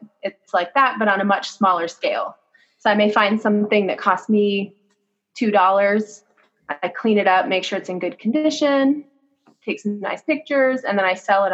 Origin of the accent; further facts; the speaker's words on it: Phoenix, Arizona, United States; I grew up in the West Valley.